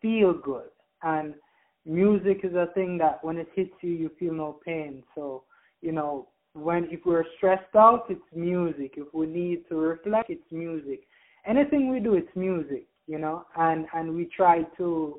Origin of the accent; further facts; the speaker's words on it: Jamaica; moved away; I'm originally from Jamaica